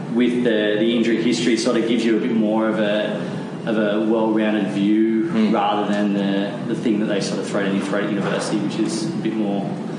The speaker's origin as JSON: {"language": "English", "country": "Australia", "said": "Australians are horrible at supporting our team."}